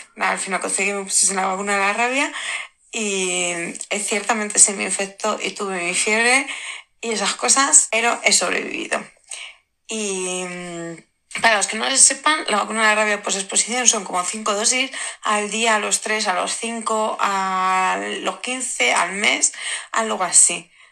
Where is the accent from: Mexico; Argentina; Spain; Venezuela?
Spain; Madrid, Community of Madrid; yo soy de Madrid